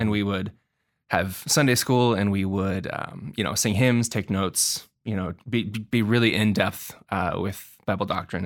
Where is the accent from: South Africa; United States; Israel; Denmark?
United States; Portland, Oregon; moved away as an adult; also born or lived in Milwaukie-Oak Grove, Oregon; now in Los Angeles, United States; I'm from Portland, Oregon. Um, I was born and raised there